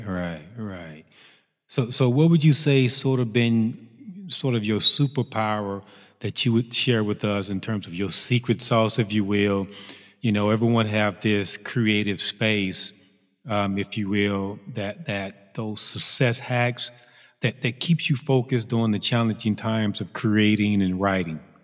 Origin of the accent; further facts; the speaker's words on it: Chicago, Illinois, United States; another Chicagoan